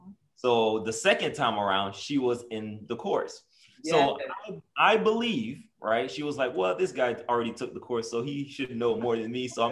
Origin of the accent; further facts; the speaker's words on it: Haiti; now in United States; I'm from Haiti, and I migrated here back in 1998. So that's kind of like when I came to the United States